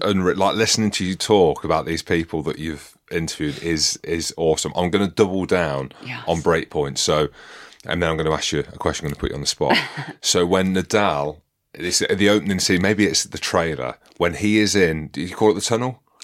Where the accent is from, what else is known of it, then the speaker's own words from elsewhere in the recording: United Kingdom; being British